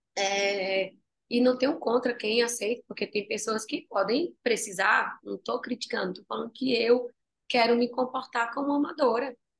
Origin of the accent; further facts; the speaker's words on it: Tacaratu, Pernambuco, Brazil; moved away; quando eu saí lá de Tacaratu, uma vez eu estava com uma barraquinha, minha mãe tinha uma, uma vendazinha, e eu pegava os bombons e eu colocava numa barraquinha em frente à minha casa